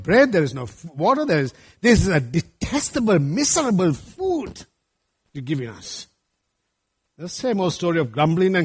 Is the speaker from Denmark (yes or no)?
no; Sri Lanka; moved away; when I was growing up in Sri Lanka